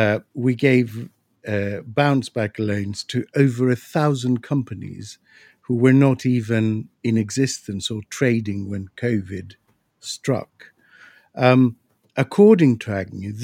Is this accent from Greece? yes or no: yes; Greece; now in United Kingdom; I'm from Greece